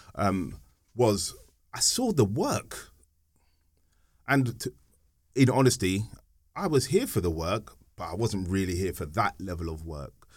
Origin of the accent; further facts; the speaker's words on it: London, United Kingdom; we were born and bred in Hackney